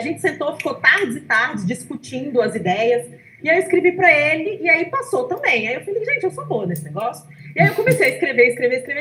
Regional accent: Brazil; gente é brasileiro

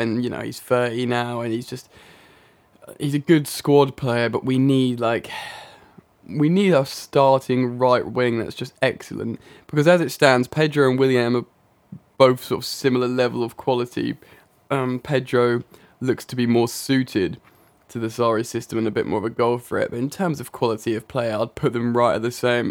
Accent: England, United Kingdom; I am indeed English.

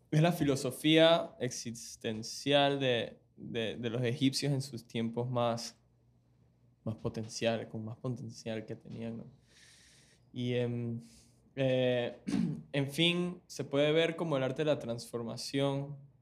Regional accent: Panama; also born or lived in Venezuela; yo nací aquí en Panamá, criado por mis padres

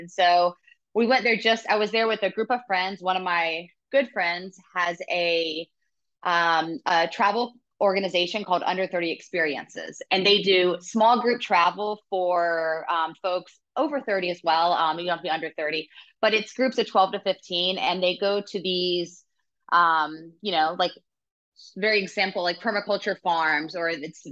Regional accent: Savannah, Georgia, United States; moved away as an adult; also born or lived in Atlanta, Georgia; now in Costa Rica; I was born and raised in Georgia, in Savannah, and grew up there, moved to Atlanta for college

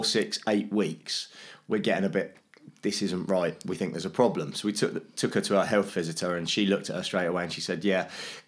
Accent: Hanworth, London, United Kingdom; now in Salisbury, United Kingdom; I was born just sort of on the outskirts of London.

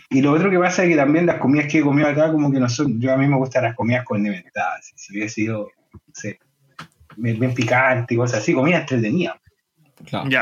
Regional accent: Chile; moved away as an adult; now in Denmark; soy chileno

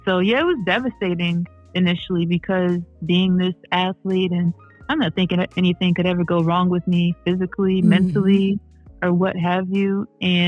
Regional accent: Cleveland Heights, Ohio, United States; also born or lived in Norfolk, Virginia; I am from Cleveland Heights

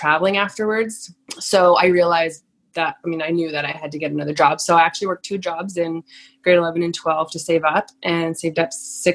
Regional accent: Lower Mainland, British Columbia, Canada; I grew up in Lower Mainland

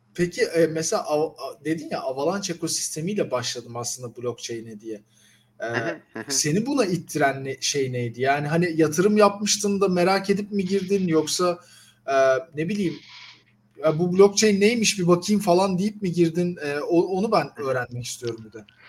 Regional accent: Turkey; bir Türk olarak

